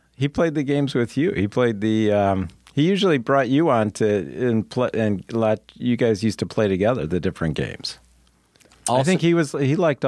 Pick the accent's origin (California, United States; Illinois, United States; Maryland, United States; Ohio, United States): Illinois, United States; Chicago; moved away; we're originally from Chicago.